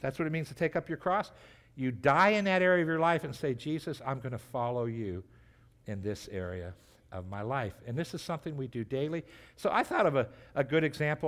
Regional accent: United States; as American Christians

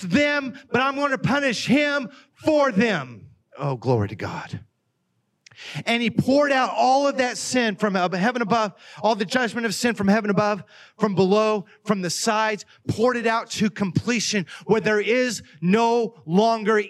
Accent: Oklahoma, United States; accent: Oklahoma; moved away as an adult; now in Ohio, United States; I grew up in Oklahoma. I'm from Oklahoma

